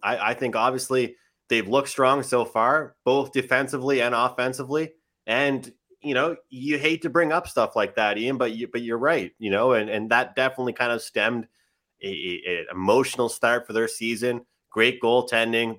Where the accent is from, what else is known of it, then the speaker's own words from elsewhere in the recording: Nova Scotia, Canada; I'm biased being from Nova Scotia